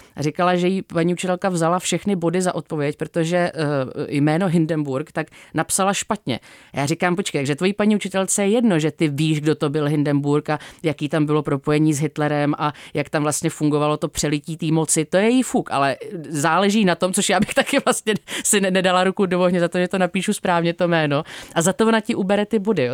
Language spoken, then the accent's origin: Czech; Czechia; u nás v Čechách